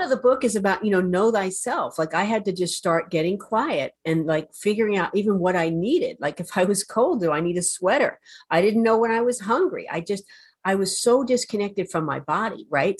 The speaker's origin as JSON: {"language": "English", "region": "New Jersey", "country": "United States", "said": "I'm from New Jersey"}